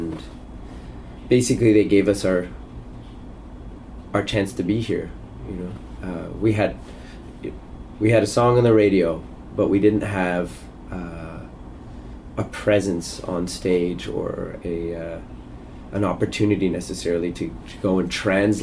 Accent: Canada; as a Canadian kid

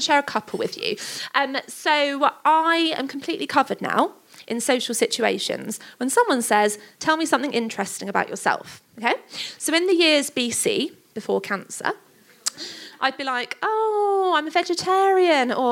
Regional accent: Stevenage, East of England, United Kingdom; we're from Stevenage

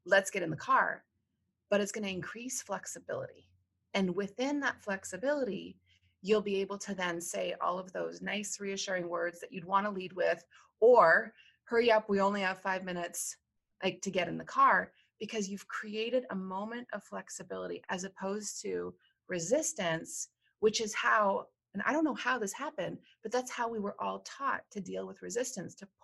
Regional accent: Canada; now in United States; I'm a psychologist from Canada, now living in the U.S.

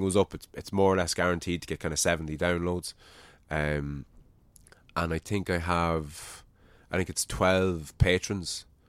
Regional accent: Ireland; I think we're losing our Irishness

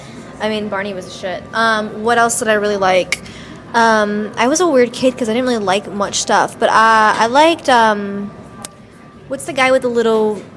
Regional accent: New York City, New York, United States; also born or lived in Staten Island; I'm from New York City. I was born in Brooklyn.

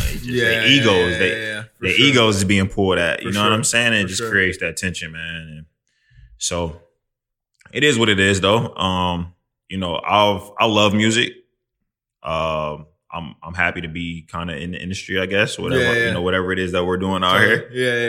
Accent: Midwest, United States; just not how I'm from the Midwest. Like, that's right. not how we move.

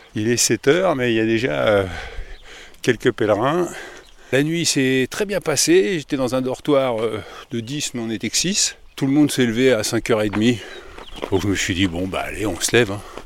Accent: France; Je suis français

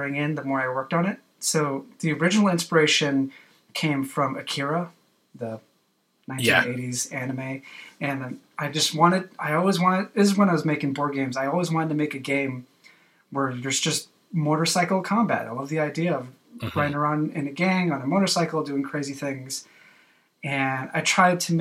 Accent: United States

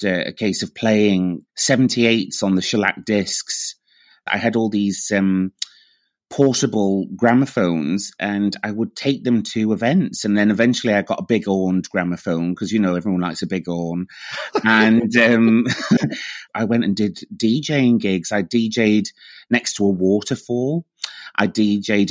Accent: Morecambe, North West England, United Kingdom; moved away as an adult; also born or lived in Bradford / Chester; now in Edinburgh, United Kingdom; And then my family decamped, or my mother did, decamp to Morecambe

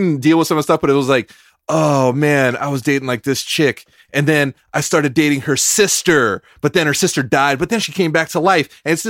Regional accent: California, United States; I am a Californian.

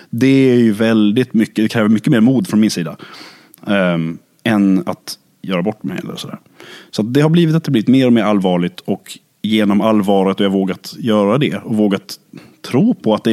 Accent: Lund, Skåne, Sweden; så är jag född och uppvuxen i Lund. Det är där min konstiga dialekt grundade sig, kan man väl säga. Det är där det liksom melodiösa kom.

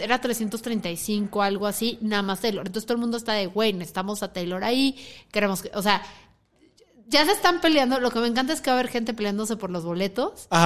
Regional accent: Mexico City, Mexico; now in Guadalajara, Mexico; Yo soy chilanga, vivo aquí en Guadalajara.

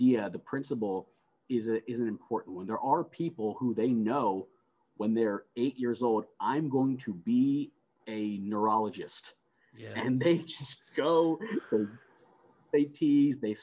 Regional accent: United States; I was the first one born in the United States. And I was born in the United States, you know, a mere weeks after my mother was able to escape Iran.

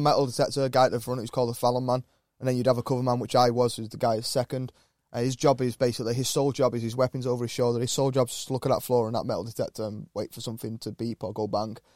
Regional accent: Wiltshire, South West England, United Kingdom; now in Cheshire, United Kingdom; a lad growing up in Wiltshire

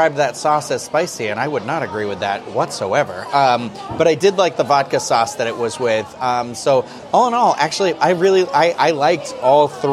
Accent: Massachusetts, United States; I'm from Massachusetts, so I'm sure I say everything wrong

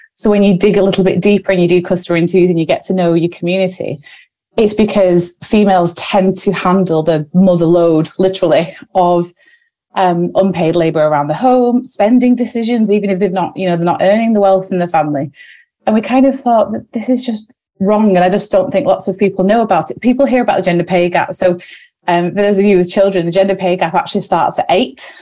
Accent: Wigan, North West England, United Kingdom; we're sisters from Wigan

